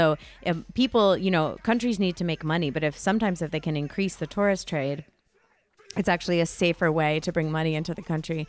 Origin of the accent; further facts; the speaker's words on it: Wethersfield, Connecticut, United States; Yeah, I grew up in Old Wethersfield, Connecticut